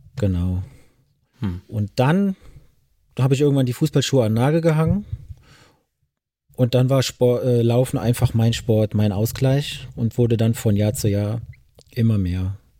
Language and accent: German; Ediger-Eller, Rhineland-Palatinate, Germany; now in Bengel, Germany; an der Mosel bin ich aufgewachsen, in Ediger Eller